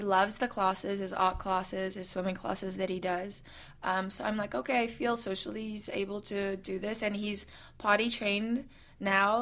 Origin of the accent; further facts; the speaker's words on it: South Africa; also born or lived in New Zealand; now in United States; I, I, come from someone who was born and raised in South Africa and then moved to New Zealand